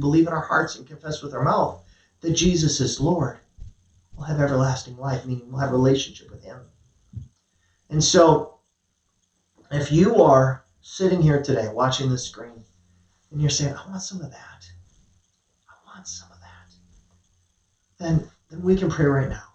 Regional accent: United States; I'm an American

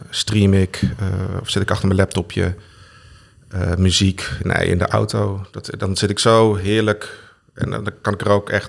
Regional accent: Germany; born there; ik ben geboren in Duitsland.

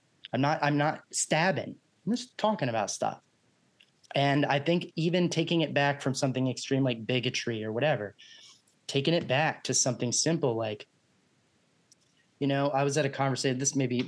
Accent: Texas, United States; now in Los Angeles, United States; We're from Texas

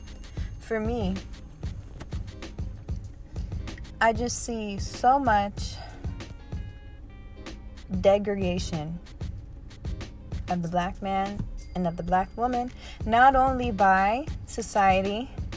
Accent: United States; as American citizens

